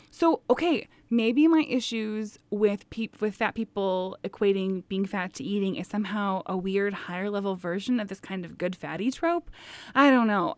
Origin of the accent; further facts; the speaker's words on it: Midwest, United States; our Midwestern takes